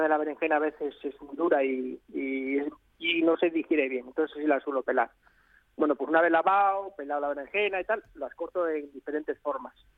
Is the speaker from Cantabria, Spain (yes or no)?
no; León, Castile and León, Spain; de mi tierra, que es de, León